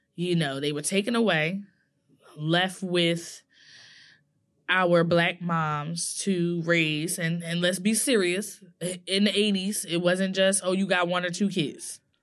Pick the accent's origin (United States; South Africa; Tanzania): United States; New Jersey; I'm from Nor-, New Jersey all day